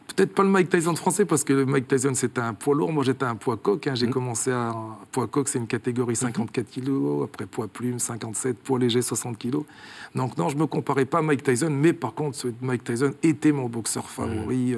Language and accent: French; Clermont-Ferrand, Auvergne-Rhône-Alpes, France; born or raised there; moved away as an adult; now in Switzerland